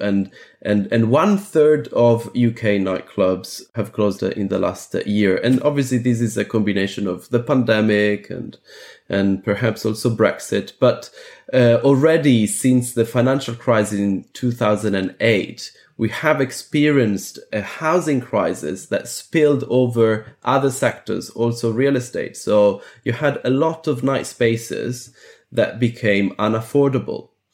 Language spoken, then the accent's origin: English; Athens, Attica, Greece; I was born in Athens